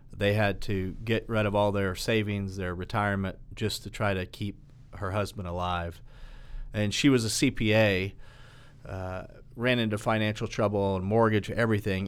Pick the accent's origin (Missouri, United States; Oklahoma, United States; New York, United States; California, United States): Oklahoma, United States; Catoosa; I grew up in Catoosa uh, and and played soccer there